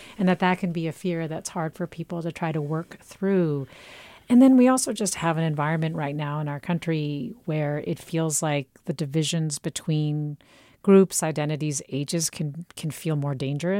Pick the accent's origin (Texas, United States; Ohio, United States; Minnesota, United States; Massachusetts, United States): Texas, United States; me, who is Mexican-American and born and raised in Texas.